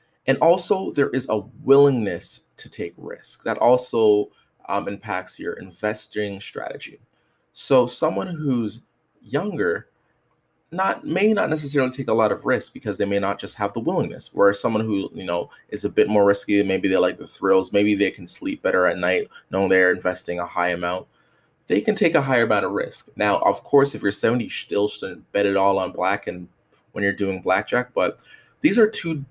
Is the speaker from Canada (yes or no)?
yes; Canada; I'm from Canada